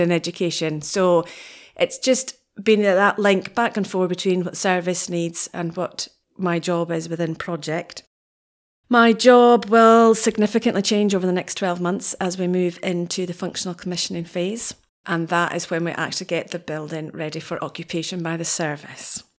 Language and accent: English; Wick, Scotland, United Kingdom; now in Aberdeen, United Kingdom; I'm originally from Wick. Those of us from Wick